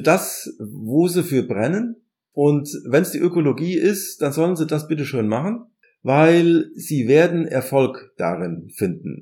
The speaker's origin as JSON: {"language": "German", "country": "Germany", "also_born_or_lived": "Ireland", "moved": "as an adult", "lives_now": "Gießen, Germany", "said": "man fühlt sich dann doch irgendwann als Deutscher"}